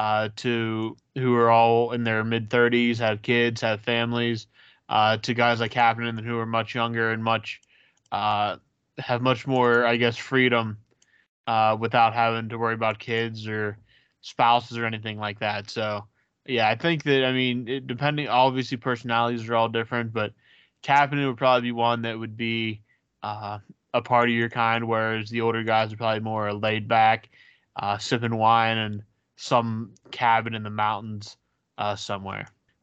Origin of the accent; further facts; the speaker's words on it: Vancouver, British Columbia, Canada; I'm from Vancouver, and the amount of Gretzky and 80s Oilers worship in this country drives me nuts.